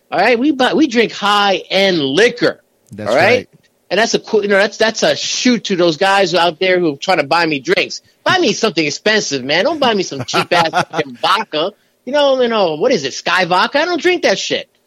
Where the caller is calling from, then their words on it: Manhattan, New York, United States; from Manhattan.